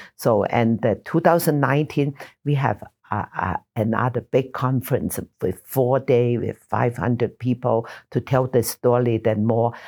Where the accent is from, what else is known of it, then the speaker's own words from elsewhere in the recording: Taishan, Guangdong, China; also born or lived in Nassau, Bahamas; now in Utah, United States; Toy San, my hometown